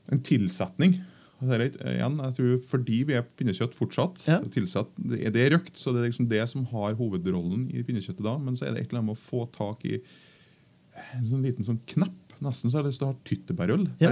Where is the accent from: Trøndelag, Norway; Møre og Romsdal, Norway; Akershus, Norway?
Trøndelag, Norway; Jeg kommer fra Trøndelag